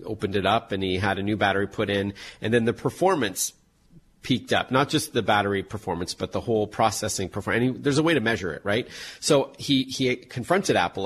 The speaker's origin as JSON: {"language": "English", "country": "Canada", "said": "I'm Canadian"}